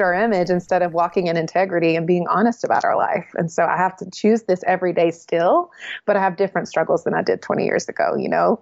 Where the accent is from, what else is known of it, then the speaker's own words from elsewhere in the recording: the South, United States; Well, I was raised in the South and I love the South where I was raised.